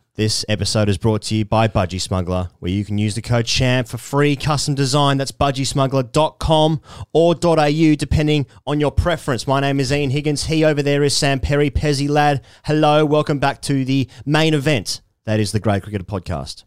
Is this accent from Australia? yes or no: yes; Australia